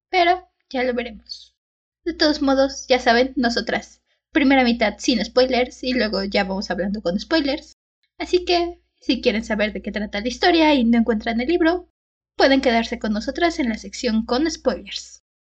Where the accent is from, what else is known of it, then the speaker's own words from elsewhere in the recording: Mexico; Creo que solo porque soy mexicana los franceses no me odiarían, porque al parecer les caen bien los mexicanos